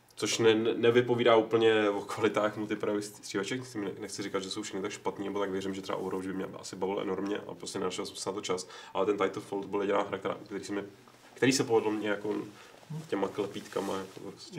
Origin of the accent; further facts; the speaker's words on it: Prague, Czechia; jsem Pražák, protože můj otec, který žil mnoho let v Brně, tak tomu tak říkal